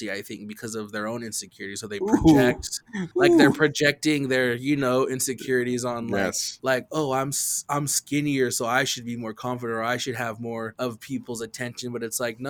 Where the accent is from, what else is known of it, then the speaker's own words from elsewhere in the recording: Nez Perce, Idaho, United States; I'm Nimiipuu, I'm Nez Perce